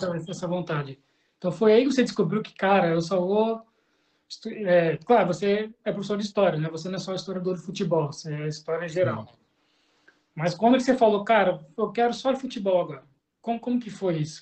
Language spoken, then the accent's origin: Portuguese; São Paulo, Brazil; moved away; eu cresci em São Paulo